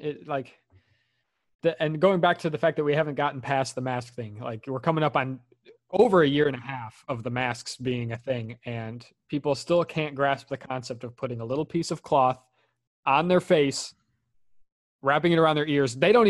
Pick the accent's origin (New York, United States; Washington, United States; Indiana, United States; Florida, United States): Indiana, United States; I'm from Indiana anyway.